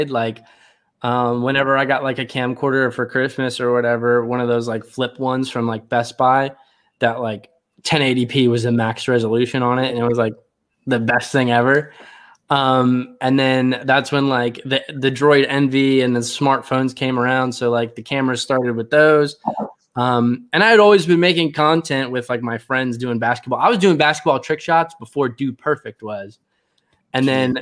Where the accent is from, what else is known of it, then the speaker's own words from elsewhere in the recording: Cecil County, Maryland, United States; moved away as an adult; now in Texas, United States; I currently live in Texas. I grew up in Maryland